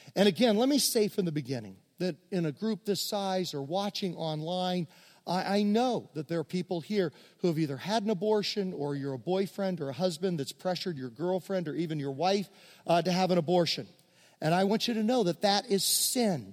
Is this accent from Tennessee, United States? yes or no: no; Virginia, United States; I grew up in Virginia among many Mennonites